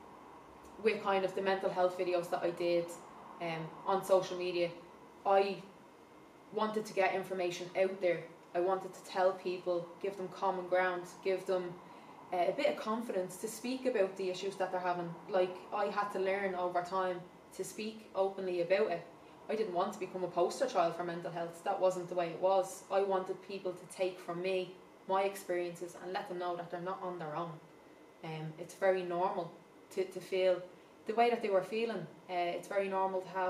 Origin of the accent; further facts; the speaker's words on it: Dublin, Leinster, Ireland; I'm from the Liberties, is where I'm from